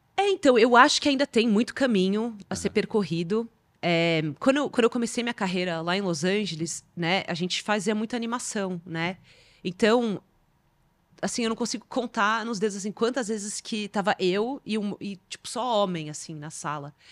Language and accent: Portuguese; Brazil; eu sendo brasileira